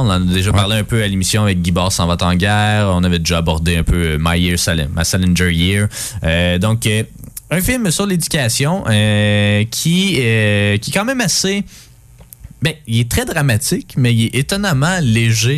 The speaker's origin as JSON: {"language": "French", "region": "Quebec", "country": "Canada", "said": "tous les Québécois, on, ressent"}